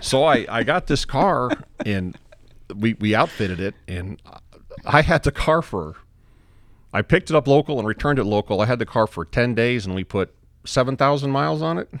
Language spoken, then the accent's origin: English; Texas, United States; we're from Texas